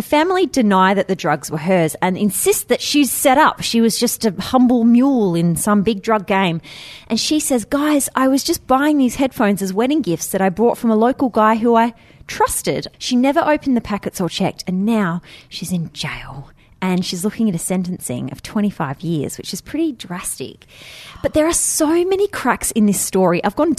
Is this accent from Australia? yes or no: yes; Adelaide, South Australia, Australia; I'm from Adelaide, right?